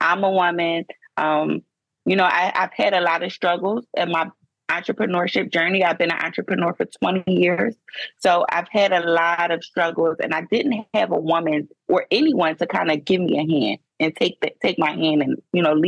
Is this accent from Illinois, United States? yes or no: no; Philadelphia, Pennsylvania, United States; moved away as an adult; I was born and raised in Philadelphia, Pennsylvania. I was there for 30 years, and then I moved to a small town